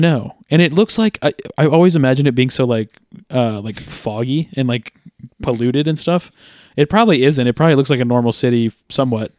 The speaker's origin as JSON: {"language": "English", "country": "United States", "said": "as an American"}